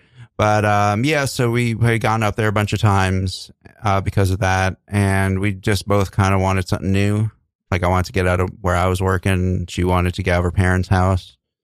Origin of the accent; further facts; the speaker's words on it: New York City, New York, United States; growing up in the Bronx